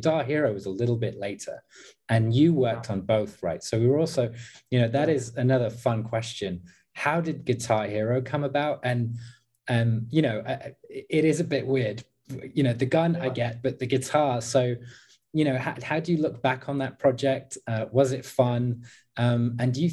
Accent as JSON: {"language": "English", "town": "Leicester", "region": "East Midlands", "country": "United Kingdom", "tie": "born or raised there", "also_born_or_lived": "south of England (university)", "moved": "as an adult", "said": "I grew up in the Midlands. I grew up actually close to a city called Leicester, which is one of the gaming hubs in my country"}